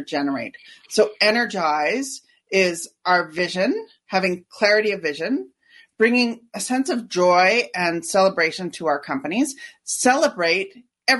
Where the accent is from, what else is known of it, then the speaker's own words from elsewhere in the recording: Canada; I'm Canadian